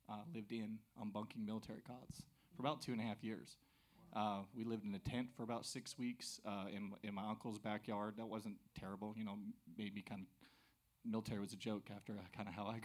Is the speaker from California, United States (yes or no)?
no; Greenville, South Carolina, United States; born there; also born or lived in New Mexico / Nebraska / Florida; So originally uh, born in Greenville, South Carolina. Yeah, we moved around a lot, so spent time in New Mexico, Nebraska, South Florida.